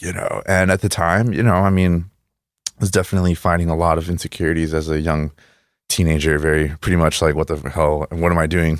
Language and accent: English; El Paso, Texas, United States; English is a second language; also born or lived in Juárez, Mexico; I'm from El Paso